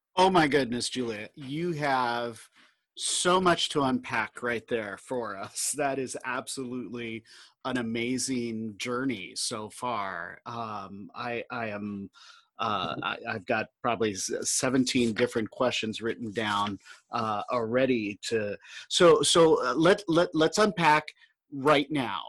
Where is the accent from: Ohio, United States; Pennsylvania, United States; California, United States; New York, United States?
California, United States; Southern; I grew up in Southern California